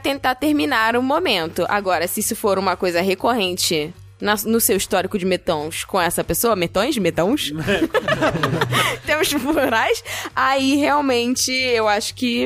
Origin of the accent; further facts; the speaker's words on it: Brazil; A gente, como brasileiro